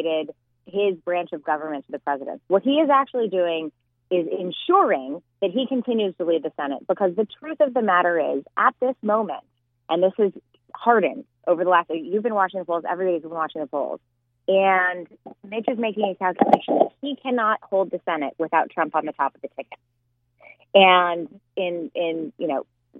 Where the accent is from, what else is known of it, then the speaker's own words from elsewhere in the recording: Colorado, United States; I'm from Colorado